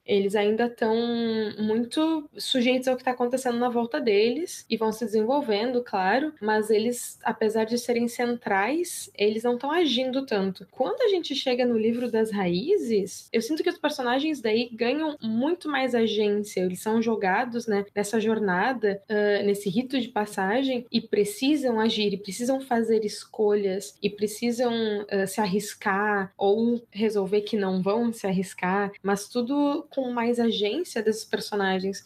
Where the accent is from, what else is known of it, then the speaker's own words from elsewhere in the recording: Rio Grande do Sul, Brazil; eu sou gaúcha